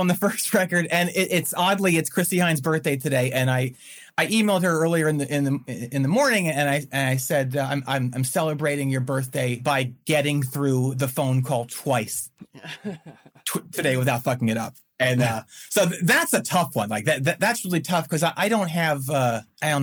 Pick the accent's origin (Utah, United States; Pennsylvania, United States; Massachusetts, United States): Pennsylvania, United States; outside of Philadelphia; moved away as an adult; also born or lived in Winston-Salem, North Carolina; now in Chapel Hill, United States; I grew up outside of Philadelphia, about 35 miles in the farmlands.